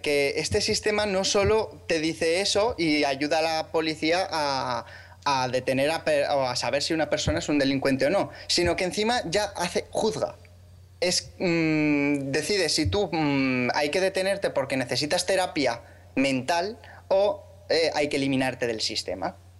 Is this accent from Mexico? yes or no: no; Aragon, Spain; soy maño como vosotros